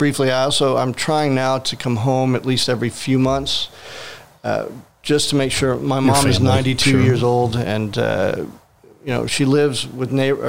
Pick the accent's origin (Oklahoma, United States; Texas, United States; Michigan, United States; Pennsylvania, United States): Texas, United States; I'm from Texas